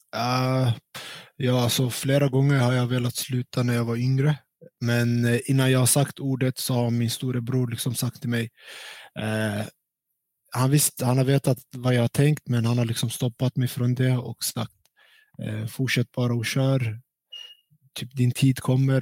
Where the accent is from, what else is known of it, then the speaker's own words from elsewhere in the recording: Stockholm, Stockholm County, Sweden; moved away as an adult; also born or lived in Kurdistan, Iraq / Norrland; now in Jönköping, Sweden; Jag är uppväxt i Stockholm och eh, bott där hela